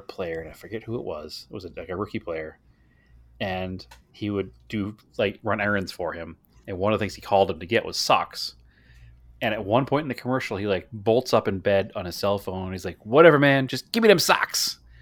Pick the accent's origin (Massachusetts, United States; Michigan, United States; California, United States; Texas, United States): Massachusetts, United States; Boston; growing up in the Boston area